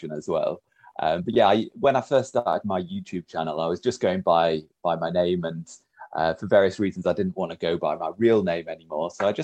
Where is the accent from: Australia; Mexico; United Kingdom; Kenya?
United Kingdom; Huddersfield, Yorkshire and the Humber; I'm from Huddersfield.